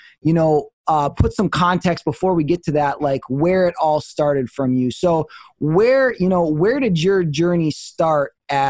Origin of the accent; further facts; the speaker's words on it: Midwest, United States; I'm totally Midwest and people say I have an accent, but they make fun of my accent.